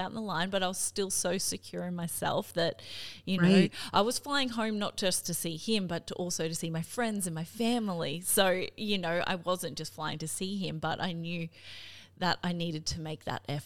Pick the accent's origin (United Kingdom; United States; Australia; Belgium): Australia; Cairns, Queensland; now in Brisbane, Australia; I'm from Cairns originally, I'm gonna fly home to Cairns